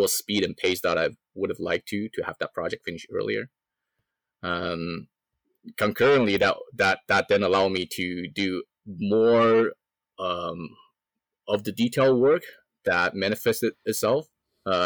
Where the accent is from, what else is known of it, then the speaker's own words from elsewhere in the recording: Canada; I'm a Canadian, right?